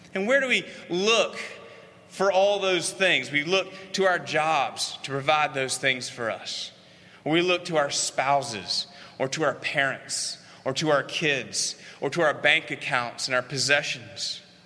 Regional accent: Columbia, South Carolina, United States; it was 1981 in Columbia, South Carolina. I was in first grade. That's where I grew up in Columbia.

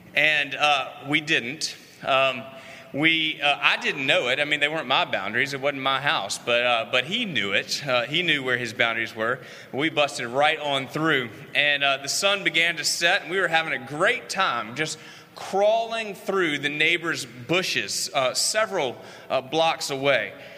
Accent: Columbia, South Carolina, United States; it was 1981 in Columbia, South Carolina. I was in first grade. That's where I grew up in Columbia.

